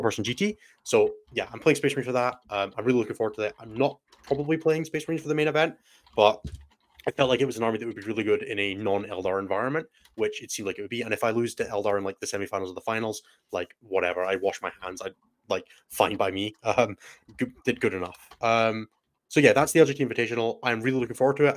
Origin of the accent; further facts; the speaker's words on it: Scotland, United Kingdom; also born or lived in Germany; I'm so Scottish